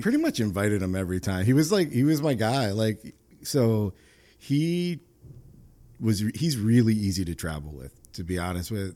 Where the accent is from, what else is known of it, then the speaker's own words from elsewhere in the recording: New York, United States; moved away as an adult; now in Rhode Island, United States; I grew up in New York and transplanted from New York